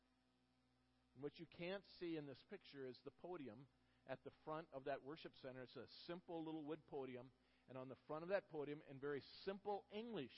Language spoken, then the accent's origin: English; Minnesota, United States; moved away as an adult; now in Florida, United States; after we moved from Minnesota, we lived in Minnesota our whole life, and we moved to Florida in January of 2012.